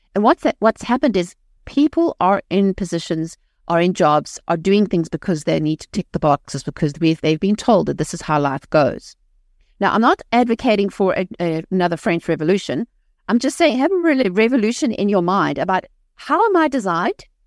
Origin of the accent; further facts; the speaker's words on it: South Africa; moved away; I was raised in South Africa, um, in a, in a modern society